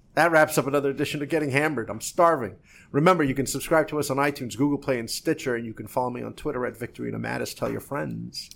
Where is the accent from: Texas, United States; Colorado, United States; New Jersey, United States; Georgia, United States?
New Jersey, United States; I'm from New Jersey